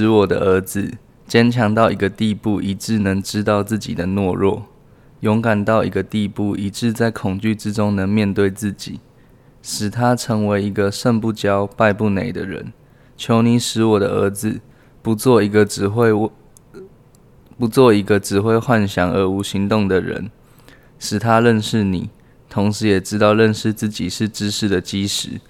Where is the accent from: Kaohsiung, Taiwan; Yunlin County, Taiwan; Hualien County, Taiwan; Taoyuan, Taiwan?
Taoyuan, Taiwan; 。我爷爷是跟老蒋一起来台湾的老兵